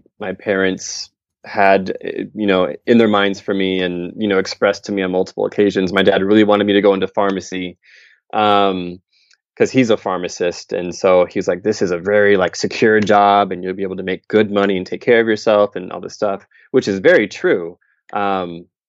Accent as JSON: {"language": "English", "region": "Michigan", "country": "United States", "tie": "born or raised there", "also_born_or_lived": "Ohio / Beijing, China / Sendai, Japan", "moved": "as an adult", "lives_now": "Tokyo, Japan", "said": "I'm from Michigan in the U.S., where I lived, you know, all the way up through high school."}